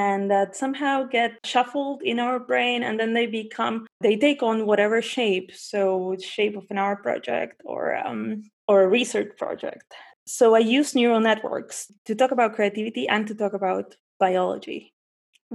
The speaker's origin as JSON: {"language": "English", "region": "Buenos Aires", "country": "Argentina", "tie": "born or raised there", "also_born_or_lived": "New Zealand", "moved": "as an adult", "said": "I'm from Buenos Aires. I was born and raised there, but I left when I was 19"}